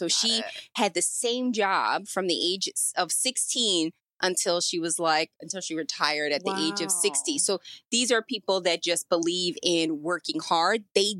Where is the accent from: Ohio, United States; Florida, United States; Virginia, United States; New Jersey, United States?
New Jersey, United States; This was in New Jersey because I grew up in New Jersey.